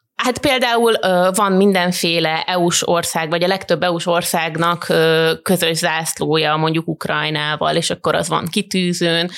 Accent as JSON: {"language": "Hungarian", "country": "Hungary", "said": "nekem magyarként feltűnt"}